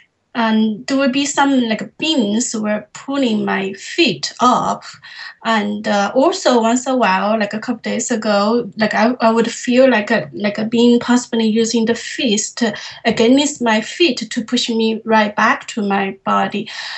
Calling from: Toronto, Ontario, Canada; I'm calling from Toronto, Canada.

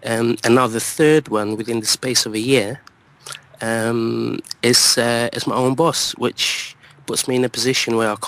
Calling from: London, United Kingdom; I'm calling from London.

